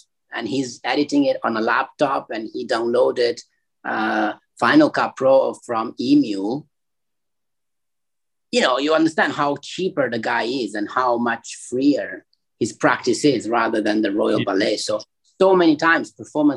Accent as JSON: {"language": "English", "country": "Italy", "tie": "born or raised there", "moved": "yes", "lives_now": "Hong Kong", "said": "growing up in Italy"}